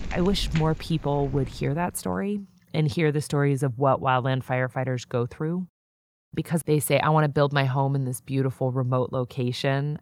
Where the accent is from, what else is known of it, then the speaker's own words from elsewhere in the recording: San Diego, California, United States; moved away as an adult; I grew up in San Diego